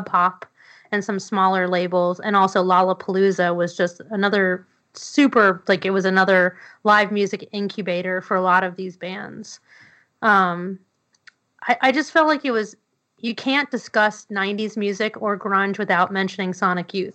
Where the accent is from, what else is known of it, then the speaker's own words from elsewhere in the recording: New York City, New York, United States; I grew up in New York City